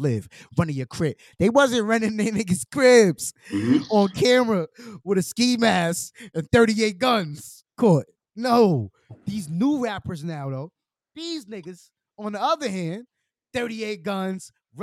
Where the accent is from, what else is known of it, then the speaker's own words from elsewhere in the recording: New York City, New York, United States; I'm from the Lower East Side. Like, I'm a Lower East Side Manhattan nigga. I'm a New York nigga for real.